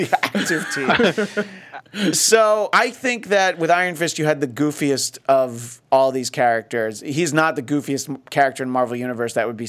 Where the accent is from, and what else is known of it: United Kingdom